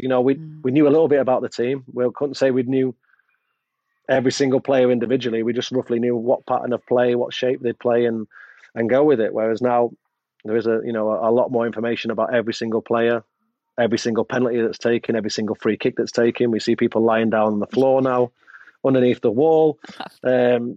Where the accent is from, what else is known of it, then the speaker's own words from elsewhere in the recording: Manchester, North West England, United Kingdom; moved away as an adult; also born or lived in Sheffield / Liverpool; as much as I'm from Manchester, I'm not a Sheffield lad.